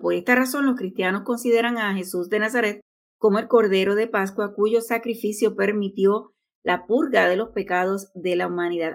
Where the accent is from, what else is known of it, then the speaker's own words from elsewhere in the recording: Puerto Rico; Aidita y yo somos de Puerto Rico